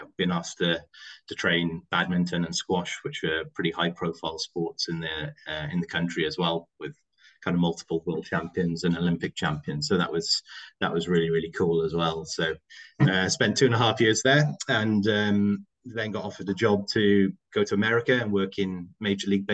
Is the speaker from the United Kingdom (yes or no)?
yes; Cardiff, Wales, United Kingdom; moved away; a rugby internship back in my hometown in Cardiff